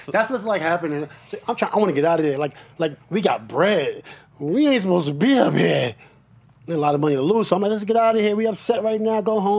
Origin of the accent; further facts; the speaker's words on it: Queensbridge, New York, United States; I'm from Queensbridge, right?